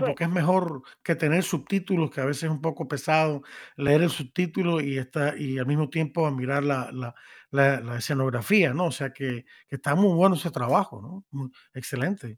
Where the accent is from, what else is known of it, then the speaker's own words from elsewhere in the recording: Cuba; now in Miami, United States; Como soy de Cuba